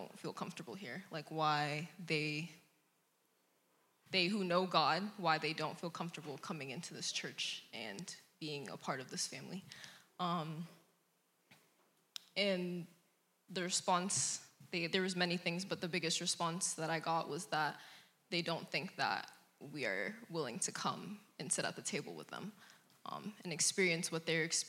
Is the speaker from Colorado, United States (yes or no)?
yes; Aurora, Colorado, United States; moved away as an adult; now in Fort Collins, United States; I am from Aurora, Colorado, originally.